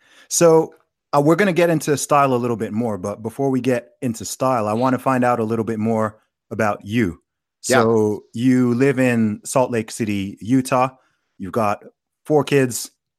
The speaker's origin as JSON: {"language": "English", "country": "Saudi Arabia", "tie": "born or raised there", "lives_now": "United Kingdom", "said": "Funnily enough, I grew up in Saudi Arabia and I knew quite a few Mormons over there."}